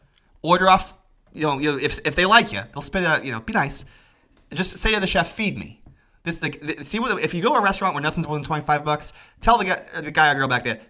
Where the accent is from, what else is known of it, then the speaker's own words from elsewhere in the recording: Ireland; I'm Irish, like the mash.